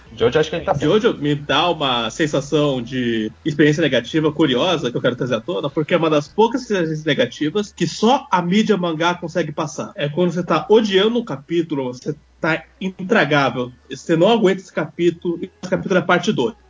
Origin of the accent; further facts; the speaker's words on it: Brazil; moved away; quando eu saí do Brasil